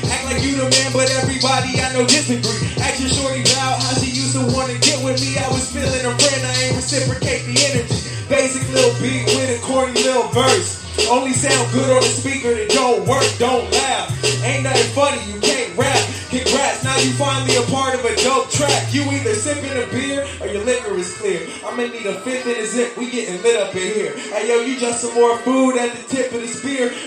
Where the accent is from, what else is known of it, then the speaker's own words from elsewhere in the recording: Ohio, United States; God, I am … the President. We are from Morgan County, Ohio.